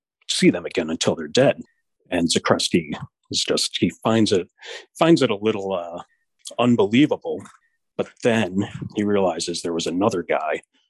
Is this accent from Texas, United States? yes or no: no; Buffalo, New York, United States; we're both from Buffalo